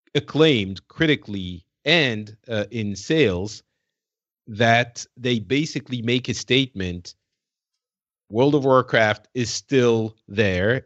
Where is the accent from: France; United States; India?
France; now in Paris, France; I'm from France